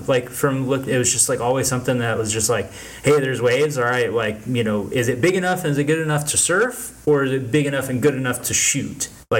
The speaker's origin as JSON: {"language": "English", "region": "Florida", "country": "United States", "tie": "born or raised there", "said": "Growing up in Florida is pretty cool."}